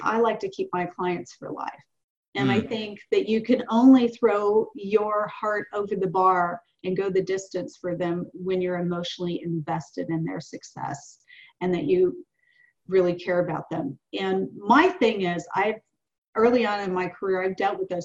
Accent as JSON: {"language": "English", "region": "the South", "country": "United States", "said": "I'm 58 years old and I'm from the South."}